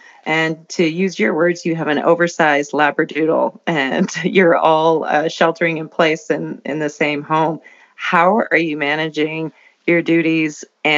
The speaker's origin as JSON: {"language": "English", "country": "Canada", "said": "as a Canadian."}